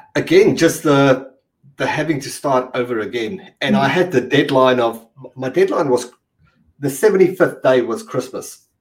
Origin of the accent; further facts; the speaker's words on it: South Africa; I'm from South, South Africa